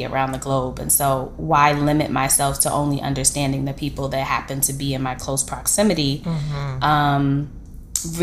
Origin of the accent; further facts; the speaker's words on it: New York City, New York, United States; I'm like literally from Brooklyn, born, bred, both my parents as well as a grandparent.